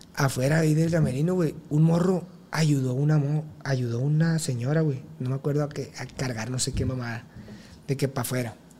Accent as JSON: {"language": "Spanish", "town": "El Dorado", "region": "Sinaloa", "country": "Mexico", "said": "tengo 21 años, soy del Dorado Culiacán, Sinaloa"}